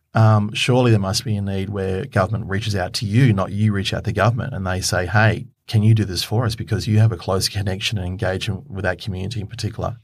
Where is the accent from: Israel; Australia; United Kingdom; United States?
Australia; Queensland; I come from Queensland, so I know that area quite well